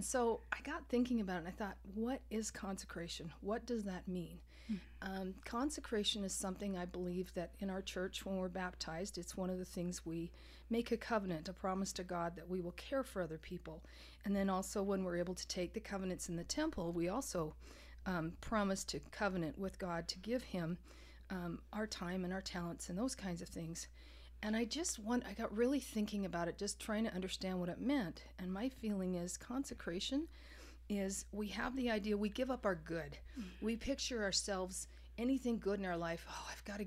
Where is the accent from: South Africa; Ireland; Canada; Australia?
Canada; moved away; I grew up in Canada